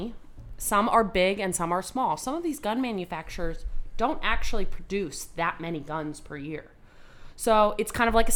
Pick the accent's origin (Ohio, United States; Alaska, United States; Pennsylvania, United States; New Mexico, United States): Alaska, United States; I'm from Alaska